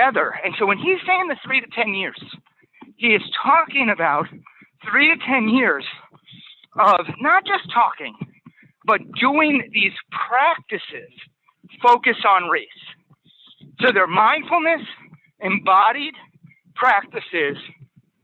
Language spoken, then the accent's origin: English; Worcester, Massachusetts, United States; where I grew up in Worcester